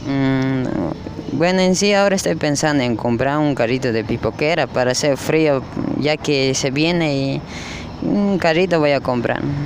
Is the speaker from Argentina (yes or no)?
no; Cochabamba, Bolivia; also born or lived in Chapare, Cochabamba; now in Santa Cruz de la Sierra, Bolivia; yo vengo de Cochabamba